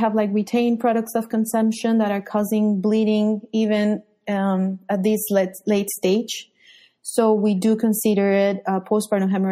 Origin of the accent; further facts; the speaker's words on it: Colombia; moved away as an adult; also born or lived in Miami, United States; now in United States; I'm from Colombia, South America. I went to medical school in Bogota